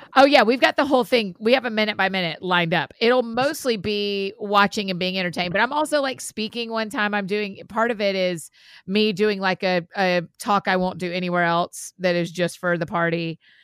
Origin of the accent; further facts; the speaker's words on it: United States; being American